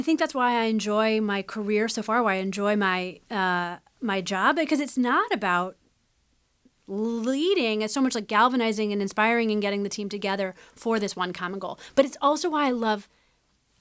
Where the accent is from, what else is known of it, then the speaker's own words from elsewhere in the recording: Midwest, United States; growing up in the Midwest